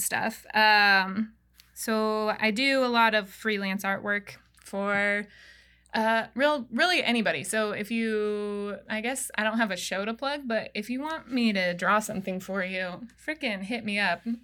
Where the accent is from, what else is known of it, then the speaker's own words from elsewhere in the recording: Wyoming, United States; moved away; also born or lived in Montana; I'm from Wyoming, but I did live in Montana